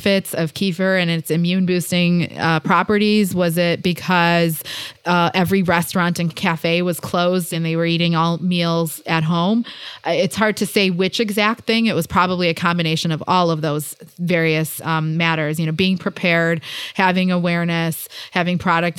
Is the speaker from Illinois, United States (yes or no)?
yes; Chicago, Illinois, United States; growing up in Chicago